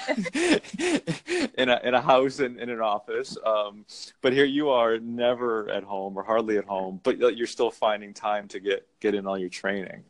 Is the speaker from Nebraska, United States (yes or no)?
no; Connecticut, United States; I'm from Connecticut